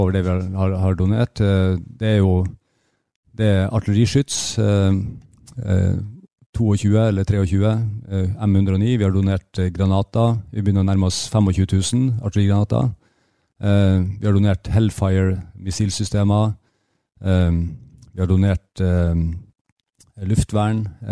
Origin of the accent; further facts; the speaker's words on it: Bjerkvik, Nordland, Norway; Jeg vokste opp i Nord-Norge. Eh, i Bjerkvik, like ved Narvik.